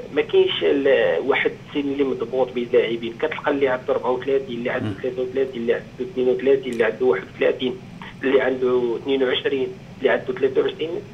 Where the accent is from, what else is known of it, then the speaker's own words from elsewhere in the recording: Morocco; حنا كجماهير مغربيه